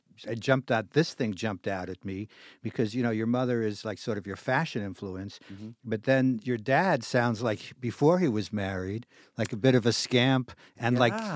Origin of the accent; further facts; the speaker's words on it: New York City, New York, United States; I grew up in Brooklyn, also had Orthodox parents